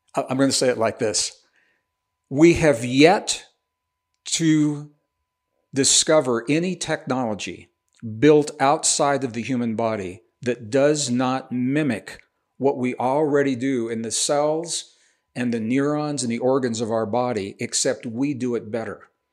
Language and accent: English; Missouri, United States; also born or lived in Taos, New Mexico; now in New Mexico, United States; I'm a Midwestern boy. I was born in, in Missouri